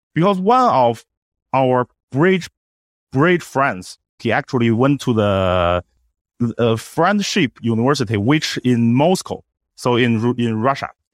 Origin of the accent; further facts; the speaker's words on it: Beijing, China; English is a second language; my hometown, Beijing